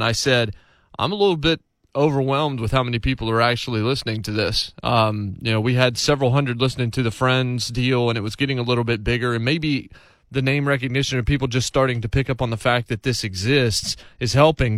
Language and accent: English; Martinsville, United States; moved away; also born or lived in North Carolina / South Carolina / Kentucky; my hometown of Martinsville